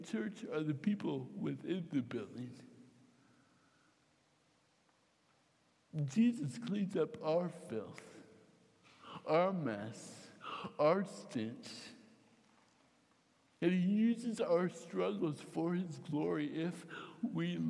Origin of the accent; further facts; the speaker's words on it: Fairfield, United States; I grew up with them in Fairfield